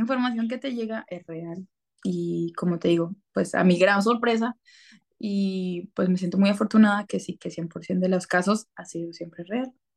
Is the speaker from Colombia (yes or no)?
yes; Colombia; yo soy colombiana